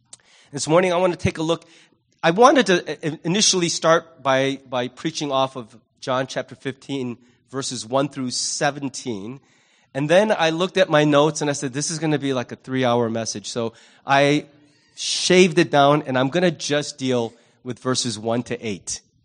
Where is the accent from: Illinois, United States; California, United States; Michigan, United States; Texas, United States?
Illinois, United States; Libertyville; You know, growing up in Libertyville, we moved there after I finished the first semester of freshman year in high school.